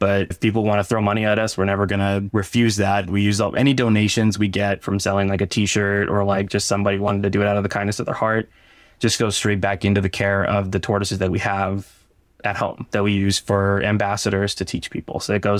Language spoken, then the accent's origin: English; Barstow, California, United States; Growing up in Barstow, you hear how much sucks in the desert, how much Barstow sucks.